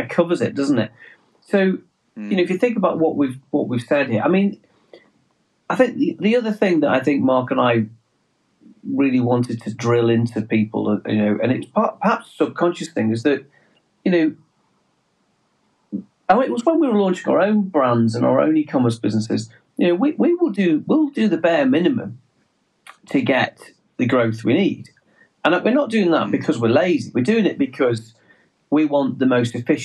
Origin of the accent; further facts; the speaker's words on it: England, United Kingdom; accent: English; our English accent gives us away, the fact that we are English